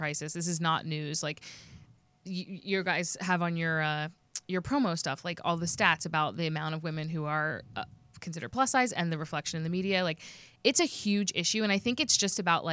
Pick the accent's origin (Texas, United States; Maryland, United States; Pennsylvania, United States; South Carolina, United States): Pennsylvania, United States; Montgomery County; I'm from Montgomery County, which is near Delaware County, but not the same